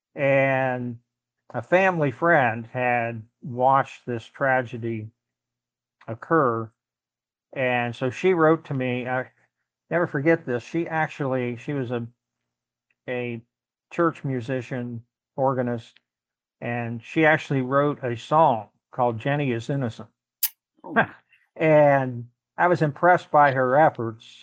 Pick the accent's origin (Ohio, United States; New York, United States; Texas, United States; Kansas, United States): Ohio, United States; moved away as an adult; also born or lived in Chicago, Illinois / Pittsburgh, Pennsylvania; Ohio, my home state